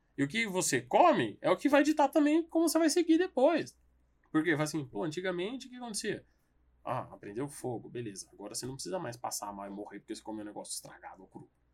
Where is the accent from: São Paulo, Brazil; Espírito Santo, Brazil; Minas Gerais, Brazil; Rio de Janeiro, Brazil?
São Paulo, Brazil